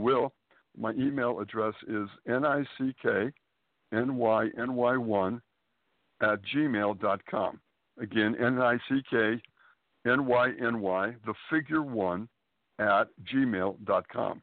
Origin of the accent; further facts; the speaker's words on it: Springfield, Massachusetts, United States; moved away as an adult; also born or lived in Boston, Massachusetts; now in Manhattan, United States; I was born and raised in New England, Springfield, Massachusetts, to be precise